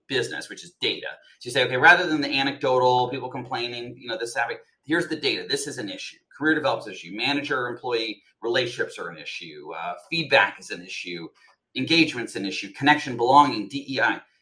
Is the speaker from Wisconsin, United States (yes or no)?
no; Colorado, United States; moved away as an adult; also born or lived in Texas; now in New York, United States; I was born in Texas, but spent most of my life in Colorado